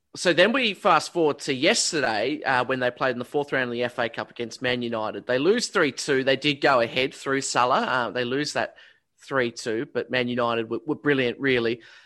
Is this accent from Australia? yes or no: yes; Australia